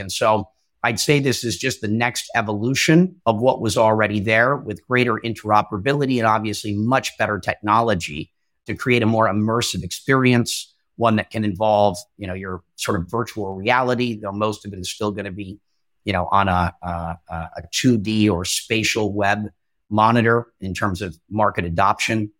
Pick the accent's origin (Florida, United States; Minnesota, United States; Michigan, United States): Minnesota, United States; moved away; also born or lived in California / New York City; I'm originally from Minnesota, ended up in California, but I've lived in New York City at least part-time for a couple of years